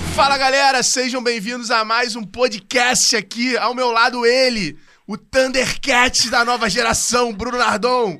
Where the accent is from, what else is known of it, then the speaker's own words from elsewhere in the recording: Rio de Janeiro, Brazil; Eu sou da Tijuca